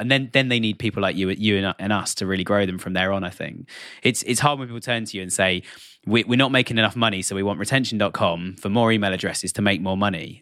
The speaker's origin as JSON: {"language": "English", "country": "United Kingdom", "said": "I'm, I'm British. I'm sitting here just outside London in the U K"}